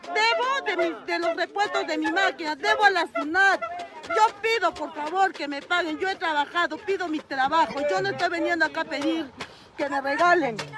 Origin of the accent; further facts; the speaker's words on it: Arequipa, Peru; Yo soy de Arequipa, he dejado abandonado a mis hijos en Arequipa